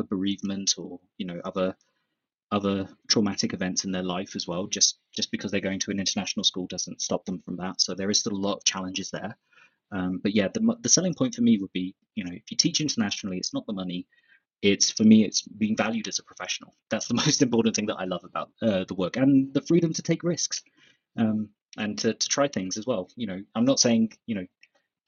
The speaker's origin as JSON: {"language": "English", "town": "Southampton", "region": "South East England", "country": "United Kingdom", "tie": "born or raised there", "also_born_or_lived": "Sheffield / Germany / Brazil", "moved": "as an adult", "lives_now": "Mexico", "said": "Southampton, where my hometown is"}